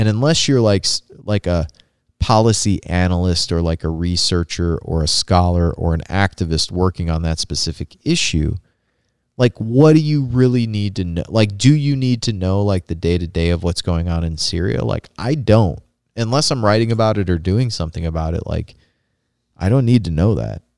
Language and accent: English; Rust Belt, Indiana, United States; growing up in the Rust Belt